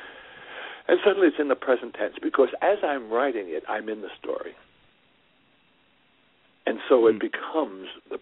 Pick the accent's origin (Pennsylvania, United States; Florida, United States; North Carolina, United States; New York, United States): New York, United States; New York City; born or raised there